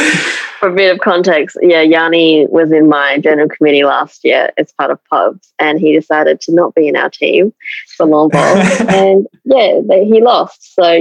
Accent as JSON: {"language": "English", "town": "Adelaide", "region": "South Australia", "country": "Australia", "tie": "born or raised there", "said": "So I was in Adelaide my whole life."}